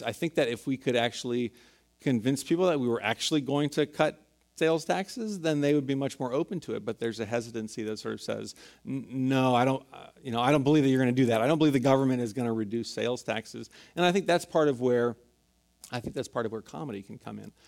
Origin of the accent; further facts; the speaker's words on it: San Francisco, California, United States; I grew up in San Francisco, was born and raised here